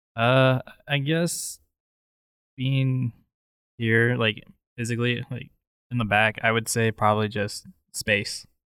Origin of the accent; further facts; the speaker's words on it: Oregon, United States; moved away as an adult; now in Colorado, United States; I am an Oregonian